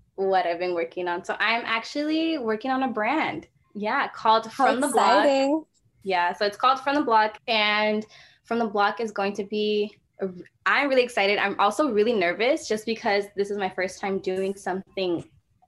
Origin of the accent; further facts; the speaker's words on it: Los Angeles, California, United States; I'm from South Central. I'm, you know, I rep the 323. I'm from Watts, like Watts and Compton